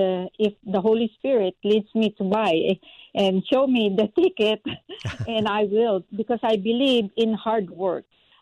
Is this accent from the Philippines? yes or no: yes; Philippines; moved away; support my church in the Philippines, the school, Shekinah Grace School in the Philippines, that needs to survive right now. I'm working so hard to support our school there, the first Christian church in my hometown.